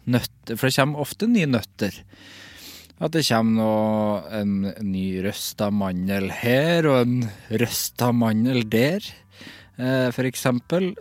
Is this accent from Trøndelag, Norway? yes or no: yes; Trøndelag, Norway; for jeg er fra Trøndelag.